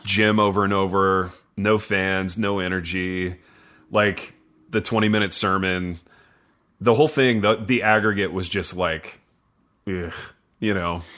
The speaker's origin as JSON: {"language": "English", "region": "Indiana", "country": "United States", "tie": "born or raised there", "said": "I grew up in Indiana"}